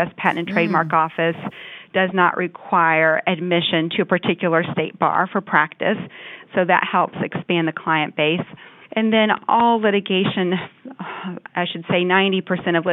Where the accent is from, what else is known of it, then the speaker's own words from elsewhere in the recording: Louisville, Kentucky, United States; also born or lived in Washington, D.C. area / Alexandria; moved back to my hometown, which is Louisville, Kentucky, and worked here